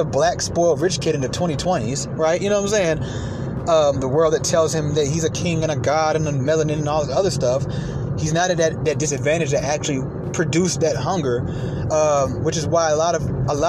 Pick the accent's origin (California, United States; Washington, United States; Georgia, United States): Georgia, United States; Atlanta; also born or lived in New York; growing up in Atlanta